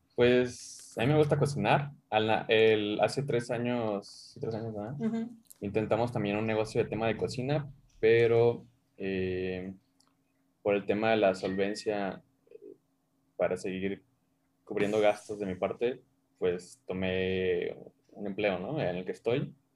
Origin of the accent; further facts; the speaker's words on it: Mazatlán, Sinaloa, Mexico; now in Mexico City, Mexico; Yo soy de Mazatlán.